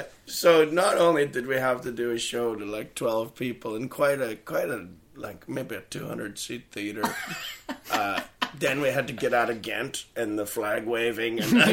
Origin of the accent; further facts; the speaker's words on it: Canada; I'm from Canada.